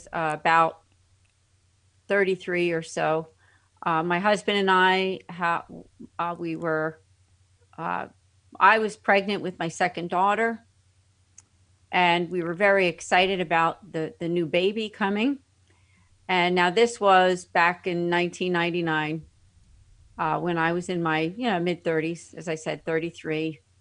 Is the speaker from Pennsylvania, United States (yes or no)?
yes; Philadelphia, Pennsylvania, United States; I'm from the Philadelphia area